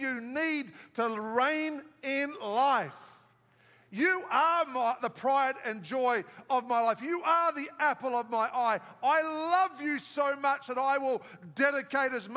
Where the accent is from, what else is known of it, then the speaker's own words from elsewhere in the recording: Australia; moved away; I'm from Australia where the big white pointers are